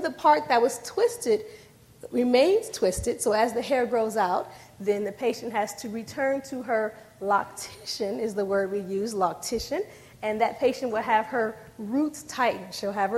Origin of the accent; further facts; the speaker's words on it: D.C. area, Maryland, United States; I'm from the Maryland, D.C. era